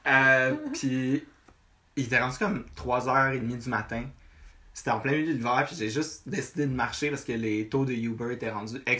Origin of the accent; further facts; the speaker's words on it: Rive-Nord, Quebec, Canada; moved away as an adult; now in Montreal, Canada; techniquement, je suis né à Montréal, au ah ouais, ok, Mais j'ai, grandi dans ça arrive nord toute ma vie.